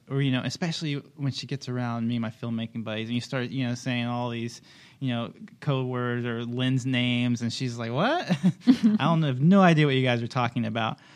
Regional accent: Kansas, United States; moved away; I'm originally from Kansas, so I'm still getting used to the beach

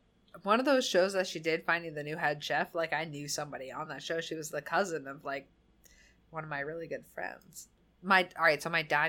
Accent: New England, United States; accent: New England; That's my New England accent.

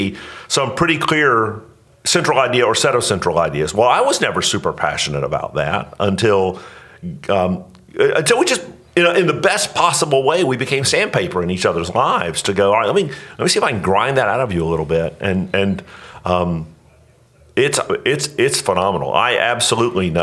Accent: Northeast Florida, United States; moved away; I grew up in Northeast Florida

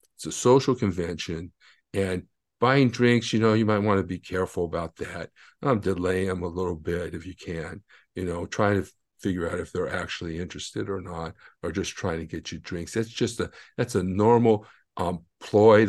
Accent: United States; I'm American

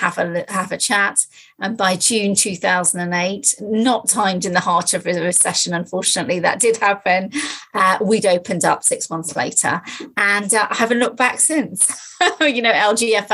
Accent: Nottingham, East Midlands, United Kingdom; also born or lived in London; I was brought up in Nottingham

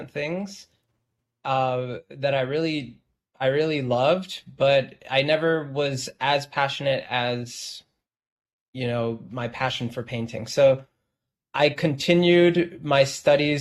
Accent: Los Angeles, California, United States; now in New York, United States; living in Los Angeles, I'm from Los Angeles

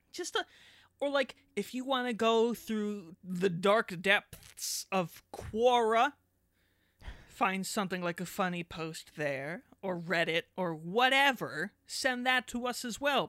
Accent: Canada; I'm just Canadian.

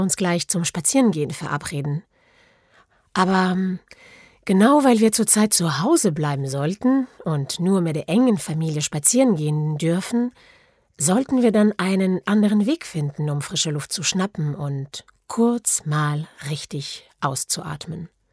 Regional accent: France; German is a second language; moved away as an adult; now in Germany; ich bin Französin. Ich lebe und arbeite seit 16 Jahren in Deutschland

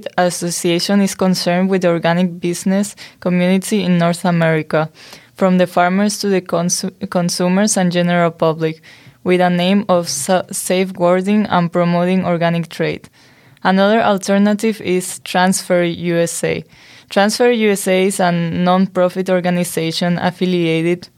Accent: Spain; I was born in Spain

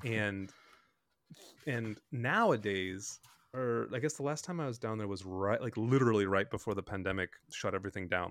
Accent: Bloomington, United States; my brothers and I grew up in Bloomington

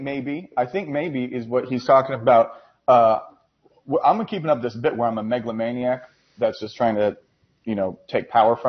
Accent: Boston, Massachusetts, United States; accent: Boston-y; it gets a little bit Boston-y.

